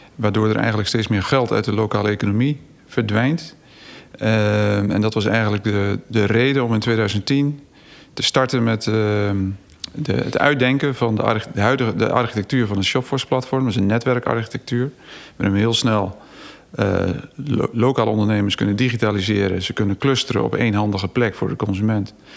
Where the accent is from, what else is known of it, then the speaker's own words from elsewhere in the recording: Zwartsluis, Overijssel, Netherlands; moved away as an adult; also born or lived in Groningen / Amsterdam; in Zwartsluis. Dus het dorp waar ik eigenlijk zelf geboren ben